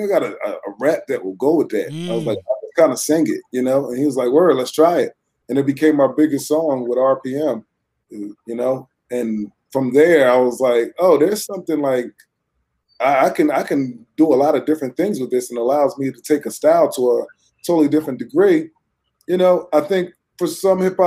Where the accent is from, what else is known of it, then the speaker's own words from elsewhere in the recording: Fairfax, Virginia, United States; also born or lived in Philadelphia; I grew up in Virginia, Fairfax, Virginia